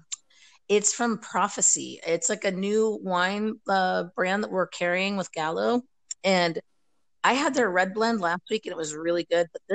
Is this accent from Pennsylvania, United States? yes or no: yes; Pennsylvania, United States; moved away as an adult; also born or lived in Tucson, Arizona / Virginia; now in Germany; I was born and raised in Pennsylvania.